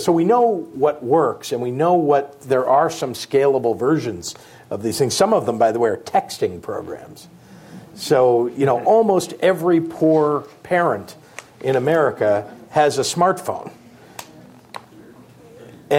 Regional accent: Illinois, United States; also born or lived in California; Here in California, I'm from Illinois

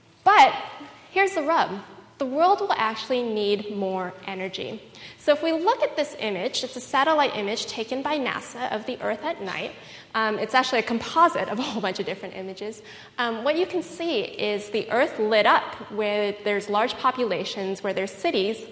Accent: Fremont, California, United States; I grew up in Fremont

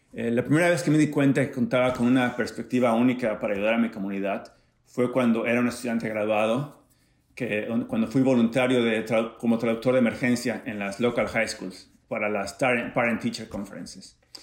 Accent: Acapulco, Guerrero, Mexico; now in San Diego, United States; crecí en Acapulco de Juárez

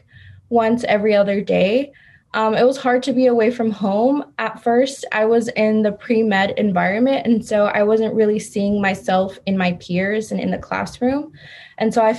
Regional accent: Stockton, California, United States; now in San Diego, United States; I'm originally from Stockton, California, which is up north

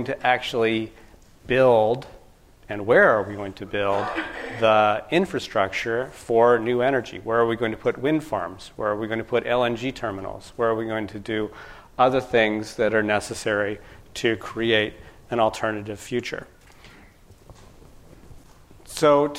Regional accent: Sacramento, California, United States; moved away; I'm originally from California, from Sacramento.

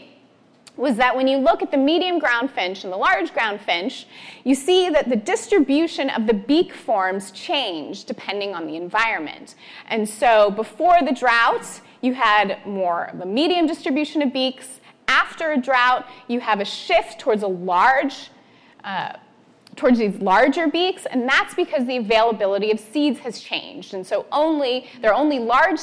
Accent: Northern California, United States; I grew up in Northern California, going to the beach, playing in the intertidal

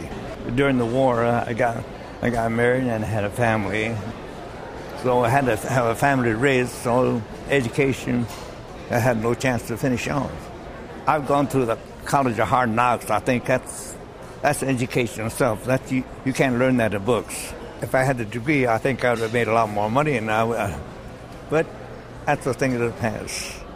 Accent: United States; I'm a U.S. citizen, I'm American, I was educated and born here.

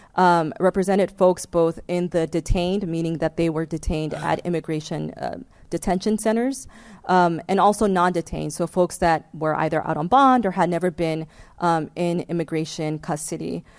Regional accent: Los Angeles, California, United States; I was born and raised in Los Angeles uh, to a single mom um, who fled El Salvador in the mid 1980s

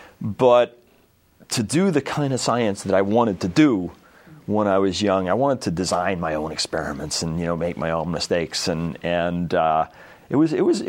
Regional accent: New Jersey, United States; I grew up in New Jersey

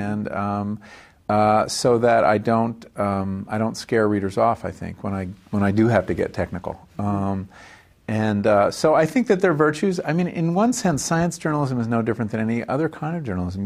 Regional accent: Woodbury, New York, United States; also born or lived in Hempstead, New York / Farmingdale, New York; I was born on Long Island, uh, in the town of Hempstead, and grew up first five years in Farmingdale on the South Shore, and then in, uh, a town called Woodbury on the North Shore

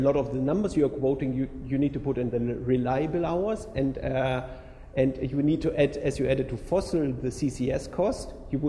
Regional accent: Germany; I'm from Germany

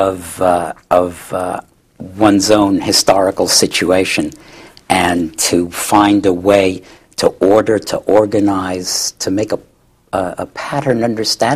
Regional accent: New York City, New York, United States; moved away as an adult; also born or lived in Cambridge, Massachusetts; now in Berkeley, United States; I was born in Brooklyn, New York, and raised there

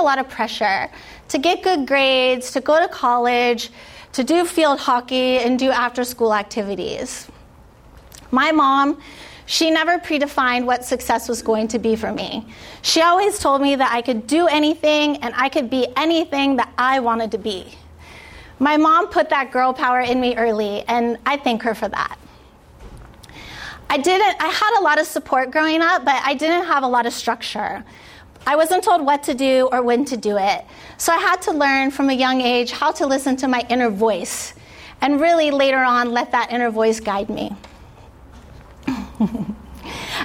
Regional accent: San Diego, California, United States; I grew up here in San Diego in a house with a single working mom

